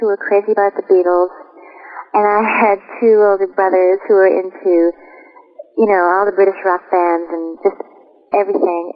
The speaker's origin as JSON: {"language": "English", "town": "Chaska", "region": "Minnesota", "country": "United States", "tie": "born or raised there", "moved": "as an adult", "said": "I'm born in Chaska, Minnesota, and I've been going back and touring there quite a bit"}